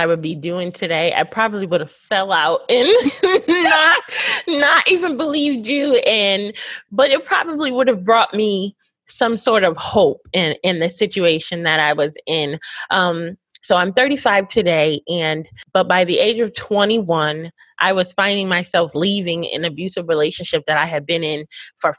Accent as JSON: {"language": "English", "region": "Connecticut", "country": "United States", "tie": "born or raised there", "moved": "as an adult", "lives_now": "Houston, United States", "said": "I grew up in Connecticut, which is like 45 minutes from New York City"}